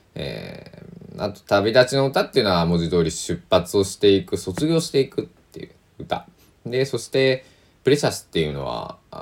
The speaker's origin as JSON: {"language": "Japanese", "region": "Kochi", "country": "Japan", "tie": "born or raised there", "also_born_or_lived": "Kagawa Prefecture / Tokyo / Osaka", "moved": "as an adult", "lives_now": "Kagawa, Japan", "said": "僕は純粋な、えー、土佐の国の土佐藩の男、えー、まあ高知県人、高知県出身で、父も母も高知県生まれ育ち"}